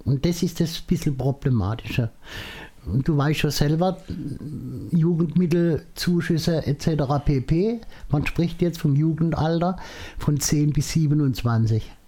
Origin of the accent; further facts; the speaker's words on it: Mosbach, Baden-Württemberg, Germany; bei uns in Moosbach